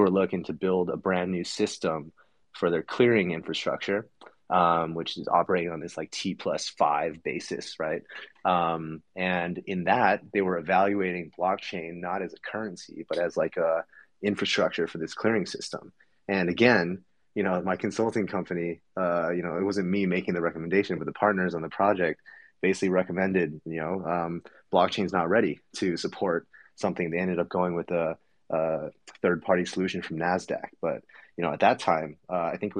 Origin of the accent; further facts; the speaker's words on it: Los Angeles, California, United States; moved away as an adult; also born or lived in Boston / New York; now in Bay Area, United States; I was born in Los Angeles, went to school in Boston